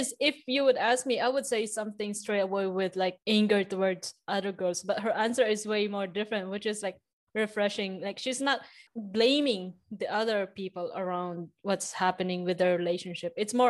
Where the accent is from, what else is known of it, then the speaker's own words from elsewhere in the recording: Philippines; I'm from Philippines